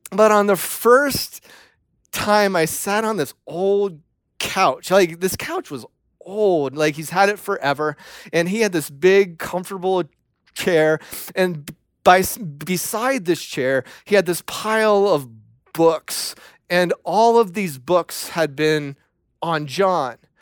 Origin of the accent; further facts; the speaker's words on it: Ohio, United States; moved away as an adult; also born or lived in Tennessee; I was from Ohio